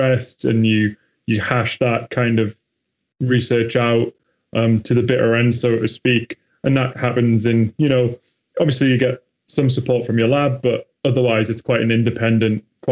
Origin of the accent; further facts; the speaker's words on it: Newcastle upon Tyne, North East England, United Kingdom; my hometown in Newcastle